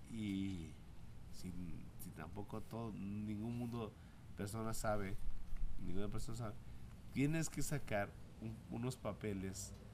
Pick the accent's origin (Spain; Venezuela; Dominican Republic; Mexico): Mexico; Mexico City; accent: chilango; Ah, yo yo di el acento chilango en ese entonces.